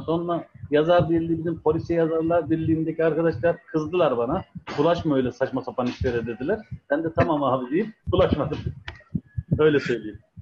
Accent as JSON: {"language": "Turkish", "region": "Ankara", "country": "Turkey", "tie": "born or raised there", "also_born_or_lived": "Adana / Ceyhan / Sakarya", "moved": "as an adult", "said": "ben 1982 Ankara doğumluyum"}